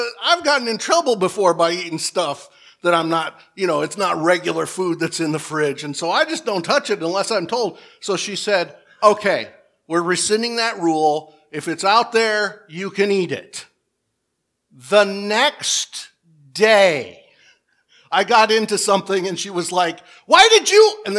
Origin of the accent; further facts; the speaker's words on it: Michigan, United States; We're both from Michigan